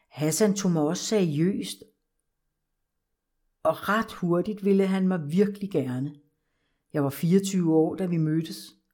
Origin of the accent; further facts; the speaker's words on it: Copenhagen, Capital Region of Denmark, Denmark; Jeg er født og opvokset i København i en almindelig familie, hvor jeg er den ældste af tre søskende.